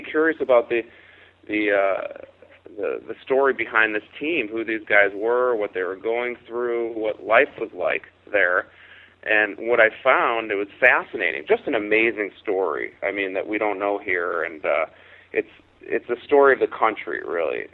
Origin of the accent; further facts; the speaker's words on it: Chicago, Illinois, United States; I was a serious hockey player growing up in Chicago